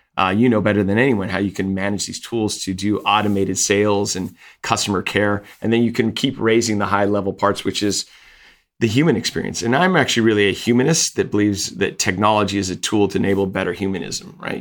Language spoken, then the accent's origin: English; Napa, California, United States; I grew up in Napa